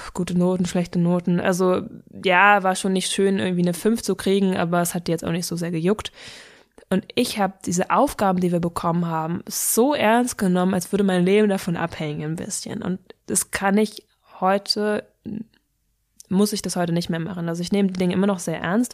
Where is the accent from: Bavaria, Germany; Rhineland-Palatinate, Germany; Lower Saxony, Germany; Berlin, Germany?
Berlin, Germany; ich bin in Berlin groß geworden und habe hier die letzten 21 Jahre gewohnt, deswegen würde ich es als meine Heimat bezeichnen